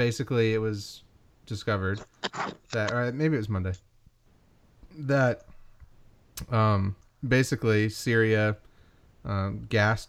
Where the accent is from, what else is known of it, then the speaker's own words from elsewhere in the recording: Kentucky, United States; growing up in Kentucky